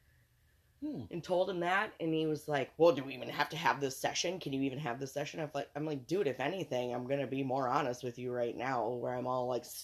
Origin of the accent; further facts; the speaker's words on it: Montgomery, United States; I grew up in Montgomery. It was pretty horrific here.